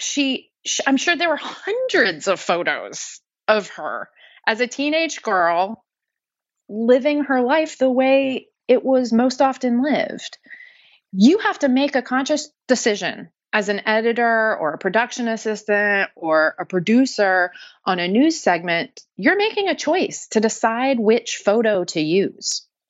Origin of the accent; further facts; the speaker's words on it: Dallas, Texas, United States; moved away as an adult; also born or lived in New Orleans, Louisiana; now in Pittsburgh, United States; I've lived in Pittsburgh for almost 10 years, but I'm originally from Dallas, Texas